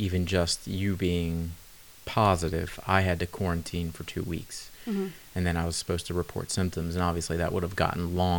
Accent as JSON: {"language": "English", "country": "United States", "said": "I'm American."}